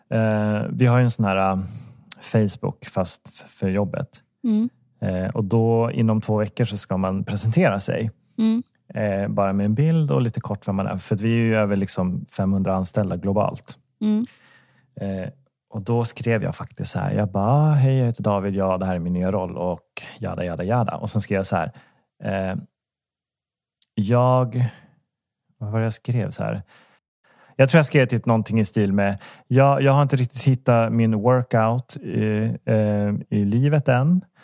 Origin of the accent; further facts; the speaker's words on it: Danderyd, Stockholm County, Sweden; born there; Nej, jag är, jag är född på Danderyd.